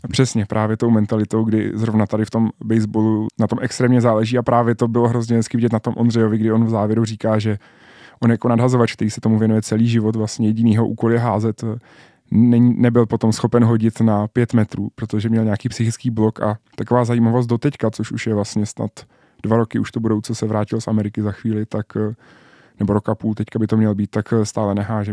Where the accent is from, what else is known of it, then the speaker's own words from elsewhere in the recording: Czechia; jediný Čech